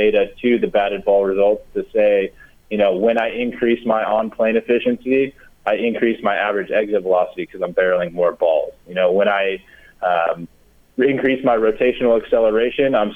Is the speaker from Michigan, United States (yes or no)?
yes; Michigan, United States; moved away; I grew up in Michigan